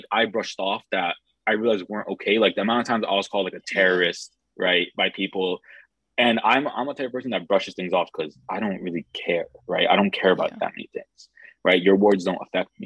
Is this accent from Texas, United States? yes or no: no; Mahwah, New Jersey, United States; moved away as an adult; also born or lived in Rochester, New York; now in South Jersey, United States; I grew up in a place called Mahwah, New Jersey